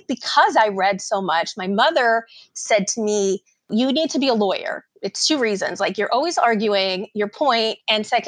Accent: Miami, Florida, United States; also born or lived in Brooklyn, New York / Hialeah, Florida; I grew up, though, in Miami. I came to Miami when I was just 2 years old, and I've pretty much lived here my whole life

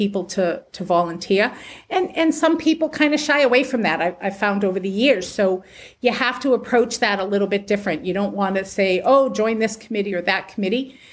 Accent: Massachusetts, United States; moved away as an adult; also born or lived in Pennsylvania; back in 2015, my husband and I moved back to Massachusetts from Pennsylvania. I'm originally from here

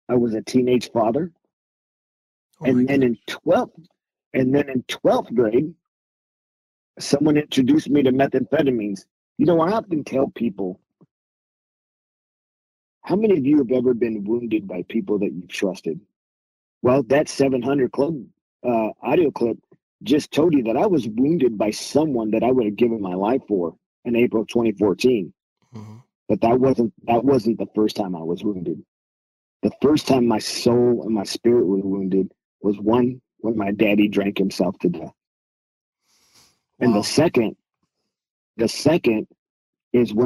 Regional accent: Whittier, California, United States; moved away as an adult; I grew up in Whittier, California. So that's originally where I'm from.

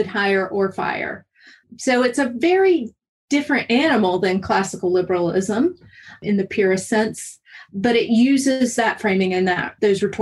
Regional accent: North Carolina, United States; growing up in North Carolina.

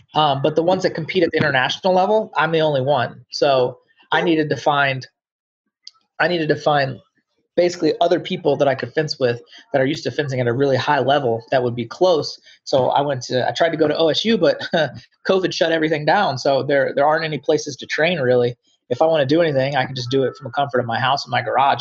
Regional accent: Englewood, Ohio, United States; moved away as an adult; also born or lived in Dayton, Ohio; At the age of eight, I moved to a place called Englewood

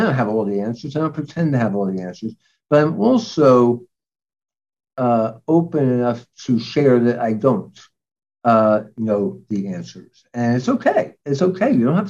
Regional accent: New York City, New York, United States; Because I'm from New York. I went to college and medical school in New York. I practically grew up in the city.

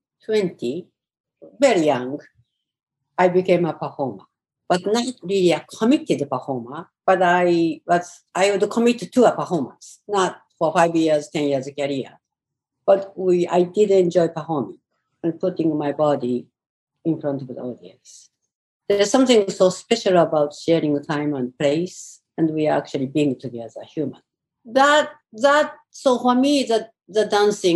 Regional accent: Tokyo, Japan; moved away as an adult; now in New York, United States; Tokyo, where I grew up, and some of the countryside I grew up was close to Fukushima.

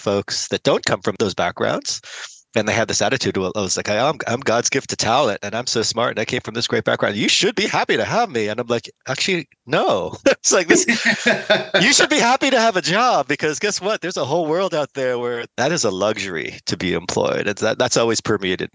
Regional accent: United States; I was born here in the States

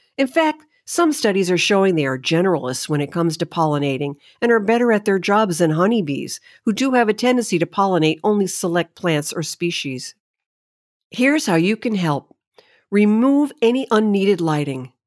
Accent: New Haven County, Connecticut, United States; As a young girl, I grew up in New Haven County, a very commercialized and industrialized area of Connecticut

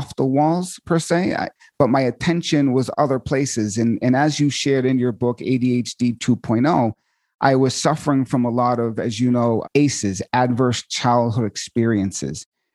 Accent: Marshfield, Massachusetts, United States; I grew up in Marshfield and my mom Scituate, Massachusetts

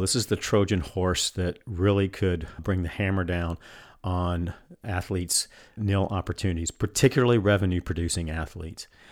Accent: North Carolina, United States; North Carolina, my home state

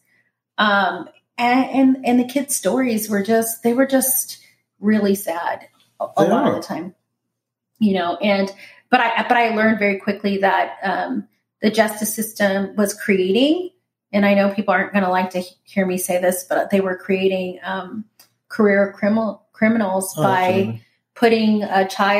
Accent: Orange County, California, United States; I grew up in Orange County

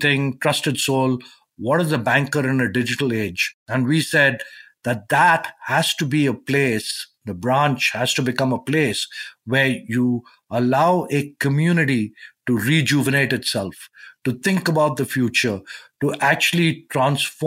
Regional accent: India; I grew up in India

